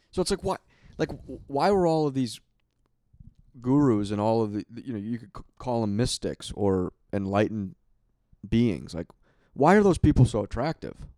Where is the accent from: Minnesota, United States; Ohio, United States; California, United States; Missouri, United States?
Minnesota, United States; Minneapolis; I grew up in Minneapolis, so we had the Mall of America